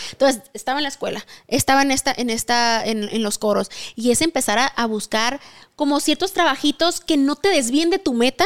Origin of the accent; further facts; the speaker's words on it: Sonora, Mexico; moved away as an adult; now in Mexico City, Mexico; soy de Sonora y tengo 10 años viviendo aquí en la Ciudad de México